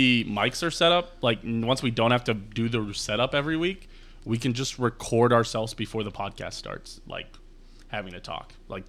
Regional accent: United States; because we're American

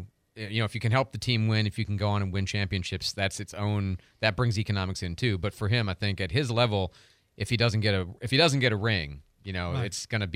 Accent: Chicago, Illinois, United States; now in Pensacola, United States; I grew up in Chicago watching play baseball, not as a Cubs fan, but as a fan of the game.

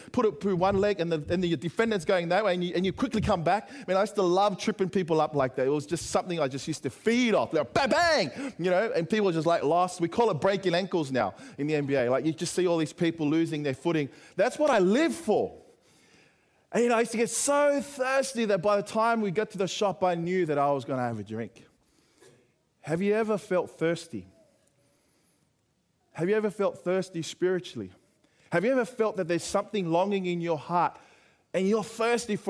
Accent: Sydney, New South Wales, Australia; Kingsgrove High down in the southwest in Sydney

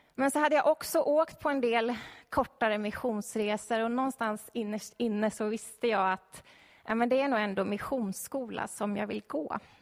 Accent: Stockholm, Stockholm County, Sweden; jag är uppvuxen i Stockholm

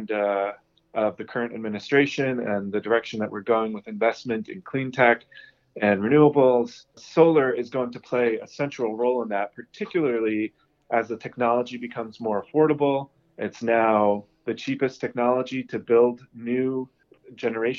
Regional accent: New York, United States; moved away as an adult; also born or lived in Boston, United States / UAE / India; I grew up in New York

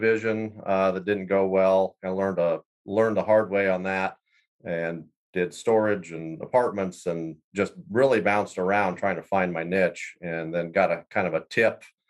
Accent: central Iowa, United States; moved away as an adult; also born or lived in Wyoming; I grew up in Iowa, central Iowa

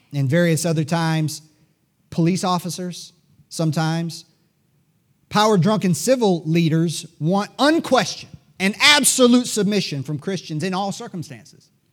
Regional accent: United States; We Americans

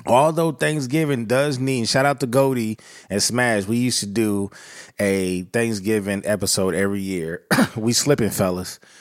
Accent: Southern California, United States; growing up in Southern California

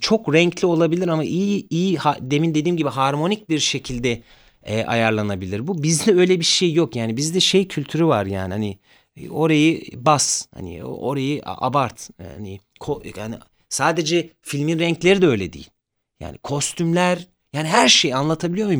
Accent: Zonguldak, Turkey; also born or lived in Ayvacık; now in Istanbul, Turkey; Zonguldak'ta büyüdüm ben

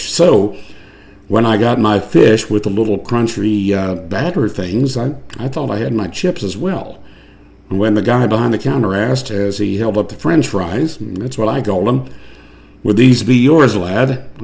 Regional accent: Ark-La-Tex, United States; Now, growing up in the Arklatex, a quarter might buy you a Coke, but not a beer.

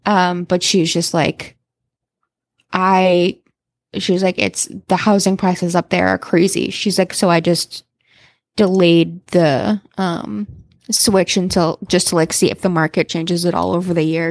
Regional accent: Salem, Massachusetts, United States; I grew up in Salem. We, uh, at Salem, Mass.

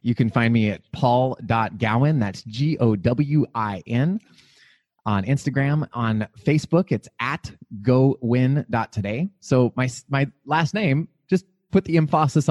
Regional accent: Montana, United States; now in Phoenix, United States; I'm from Montana

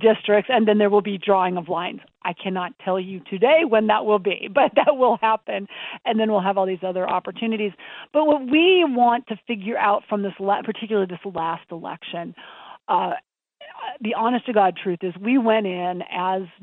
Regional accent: Montana, United States; I grew up in Montana

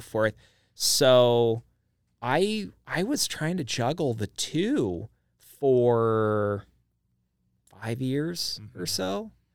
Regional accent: Idaho Falls, Idaho, United States; now in Boise, United States; I grew up in Idaho Falls

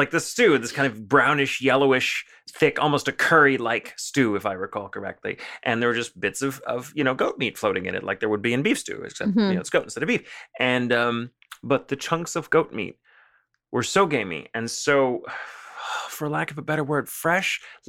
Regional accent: the South, United States; for me, a little white American boy growing up in the South

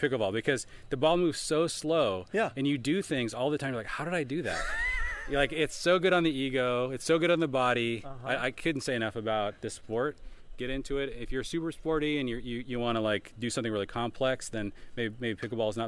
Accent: Seattle, Washington, United States; I grew up in Seattle

